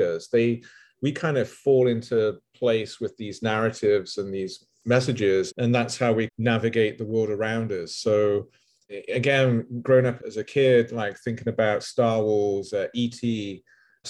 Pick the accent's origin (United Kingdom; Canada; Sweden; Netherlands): United Kingdom; England; growing up in England